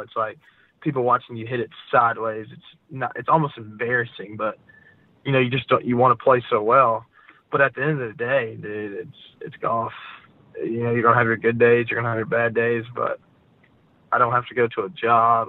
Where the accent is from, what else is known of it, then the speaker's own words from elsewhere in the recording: Gastonia, North Carolina, United States; also born or lived in Akron, Ohio / Jacksonville Beach, Florida; I grew up in Gastonia